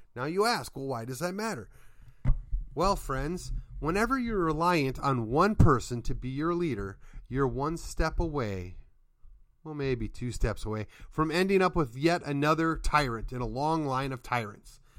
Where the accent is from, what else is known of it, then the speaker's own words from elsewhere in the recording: Midwest, United States; now in Texas, United States; I'm from the Midwest, and we're clearly not Yankees.